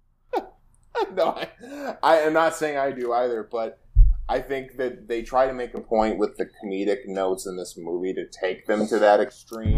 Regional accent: Michigan, United States; you and I both, both grew up in, like, the Rust Belt

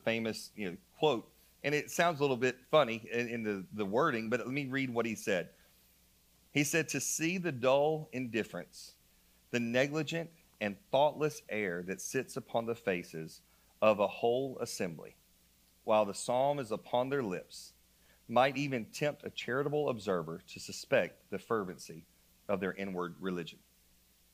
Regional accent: North Carolina, United States; moved away as an adult; I'm from North Carolina.

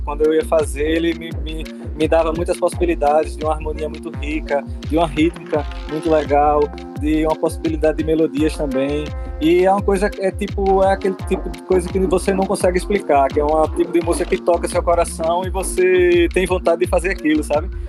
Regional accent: Arcoverde, Pernambuco, Brazil; da musicalidade da minha terra de Arco Verde, que é o samba de coco.

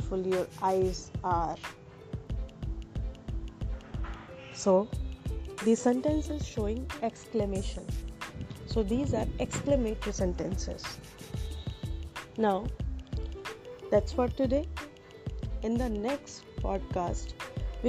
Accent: India; from India.

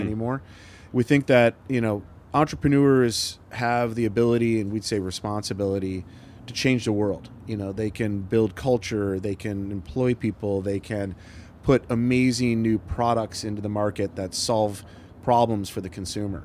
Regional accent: Michigan, United States; moved away as an adult; also born or lived in Ohio; now in Portland, United States; I grew up in Michigan

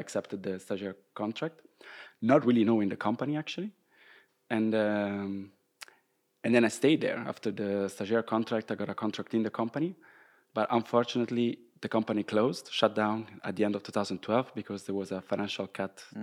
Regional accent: Rome, Lazio, Italy; English is a second language; moved away as an adult; also born or lived in Groningen, Netherlands; now in Maastricht, Netherlands; I'm from Rome, so I was living at my parents' place at the time

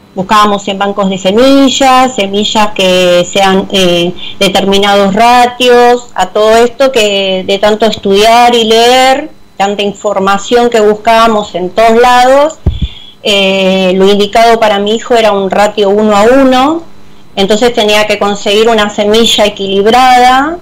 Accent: Avellaneda, Buenos Aires Province, Argentina; yo soy de Avellaneda

